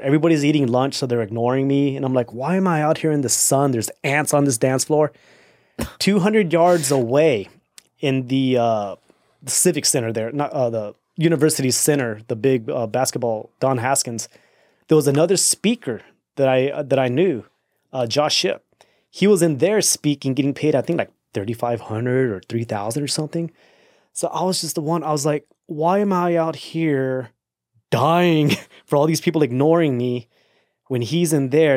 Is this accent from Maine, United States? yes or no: no; Austin, Texas, United States; also born or lived in El Paso, Texas; I'm from Austin